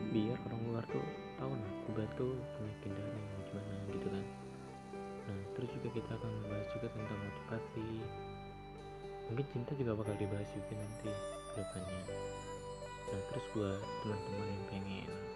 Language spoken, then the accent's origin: Indonesian; Kutai Barat, East Kalimantan, Indonesia; asli dari Kubar juga